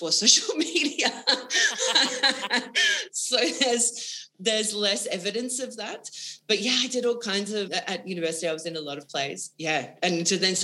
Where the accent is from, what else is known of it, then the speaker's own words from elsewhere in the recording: Wagga Wagga, New South Wales, Australia; I grew up in Wagga Wagga in New South Wales